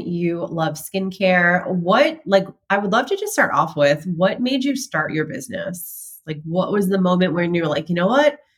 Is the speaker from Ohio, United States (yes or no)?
no; Boston, Massachusetts, United States; moved away; I'm from Boston